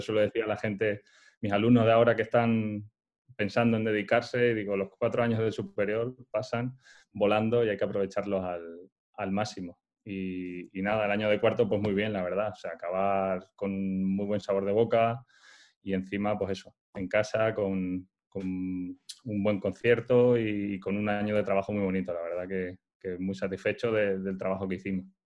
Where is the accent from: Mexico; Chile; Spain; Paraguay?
Spain; Montijo, Extremadura; moved away; also born or lived in Soria; yo nací en Soria, aunque mis padres son, son extremeños